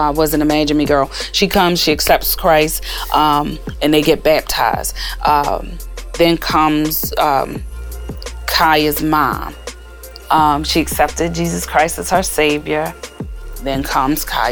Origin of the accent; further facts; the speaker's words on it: Baltimore, Maryland, United States; growing up in Baltimore City